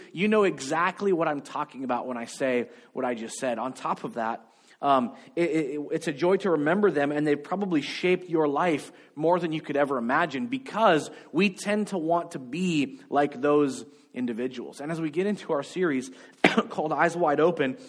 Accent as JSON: {"language": "English", "country": "United States", "tie": "born or raised there", "said": "I grew up in America and I spoke English"}